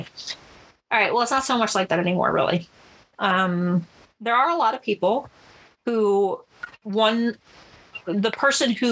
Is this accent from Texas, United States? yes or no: no; New Jersey, United States; I grew up in New Jersey